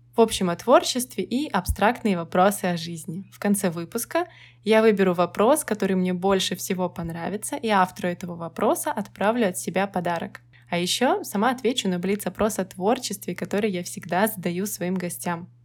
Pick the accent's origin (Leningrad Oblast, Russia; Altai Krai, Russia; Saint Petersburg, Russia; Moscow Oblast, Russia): Saint Petersburg, Russia; я коренная петербурженка